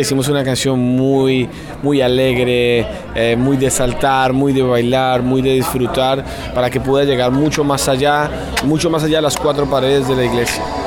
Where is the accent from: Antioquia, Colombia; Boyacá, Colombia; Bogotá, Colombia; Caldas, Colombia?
Bogotá, Colombia; nosotros somos de Bogotá, eh, Colombia